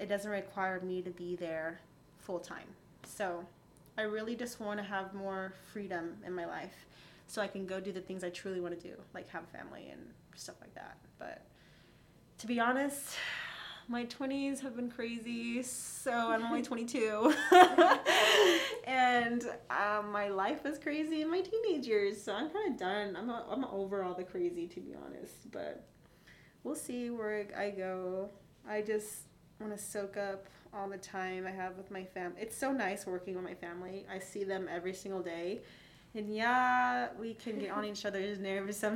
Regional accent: California, United States; moved away as an adult; now in Las Vegas, United States; I was born and raised there my whole life

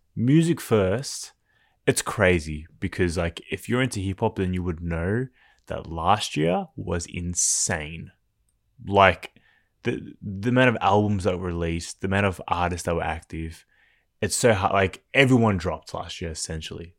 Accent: Melbourne, Victoria, Australia; growing up in Melbourne

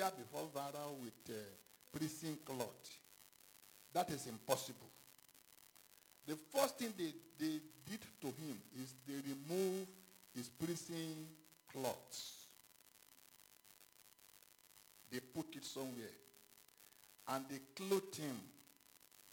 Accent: Ghana; moved away; I was born in Ghana too

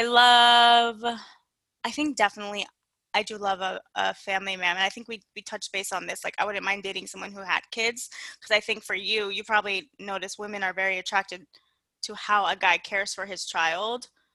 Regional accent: United States; I'm fucking West Indian American. I was raised Jamaican and Haitian

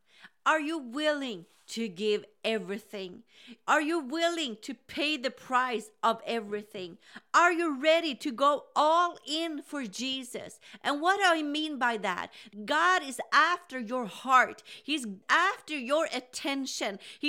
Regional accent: Sweden; English is a second language; Now, I grew up in Sweden where revival started in the 80s.

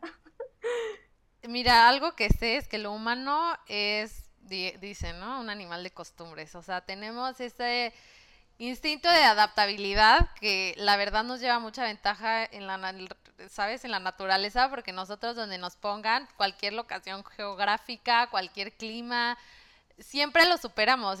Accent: Mexico; moved away as an adult; now in Melbourne, Australia; de México

